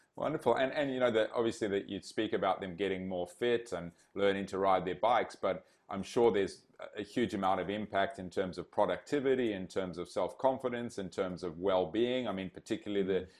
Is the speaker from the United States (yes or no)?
no; Zimbabwe; moved away; grew up in Zimbabwe